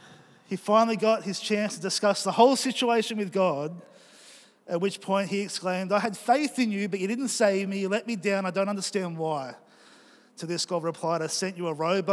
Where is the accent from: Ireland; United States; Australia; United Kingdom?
Australia